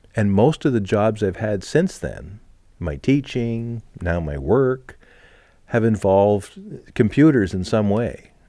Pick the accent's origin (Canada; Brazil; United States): Canada